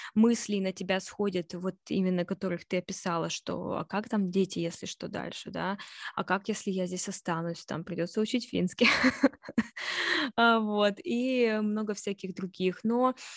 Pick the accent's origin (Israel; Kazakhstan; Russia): Russia; moved away; я из России